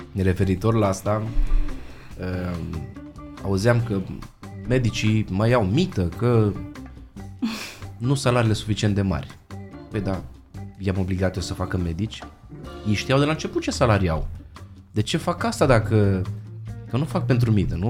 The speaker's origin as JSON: {"language": "Romanian", "country": "Romania", "said": "noi românii suntem în Anglia"}